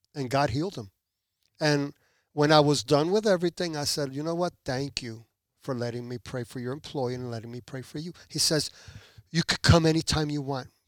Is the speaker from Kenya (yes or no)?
no; New Jersey, United States; moved away as an adult; also born or lived in Puerto Rico / Elizabeth, New Jersey / Newark, New Jersey / Belleville, New Jersey; now in Pembroke Pines, United States; at the age of one, my parents moved to the United States, to New Jersey